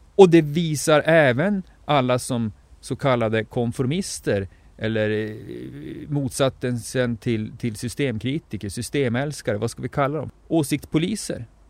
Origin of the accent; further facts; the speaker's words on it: Norrbotten County, Sweden; now in southern Sweden; jag har vuxit upp mestadels i Norrbotten och lever numera i södra Sverige